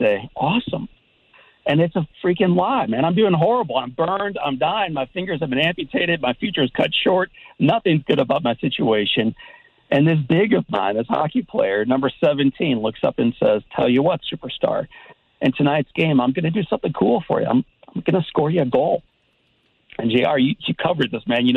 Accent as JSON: {"language": "English", "town": "St. Louis", "region": "Missouri", "country": "United States", "tie": "born or raised there", "said": "when I was a kid myself growing up in St. Louis"}